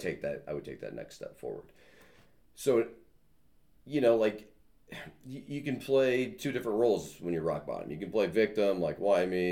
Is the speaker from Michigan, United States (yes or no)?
yes; Michigan, United States; moved away as an adult; also born or lived in Iowa / Chicago, Illinois; now in Plainfield, United States; I grew up in Michigan, raised um, raised in Michigan my whole life.